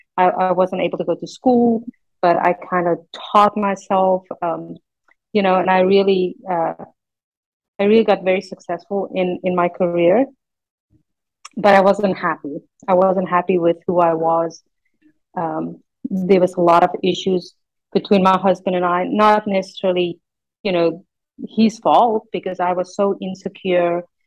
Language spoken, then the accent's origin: English; South Africa; English is a second language; moved away; I grew up in South Africa.